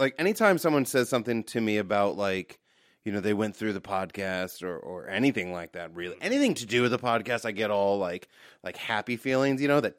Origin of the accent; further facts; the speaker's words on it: United States; I'm an American.